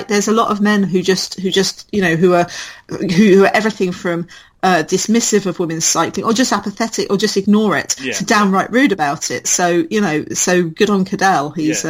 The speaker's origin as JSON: {"language": "English", "country": "United Kingdom", "said": "I'm British"}